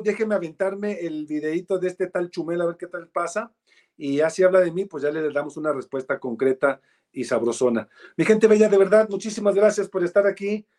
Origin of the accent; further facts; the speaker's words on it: Mexico; yo soy un ciudadano mexicano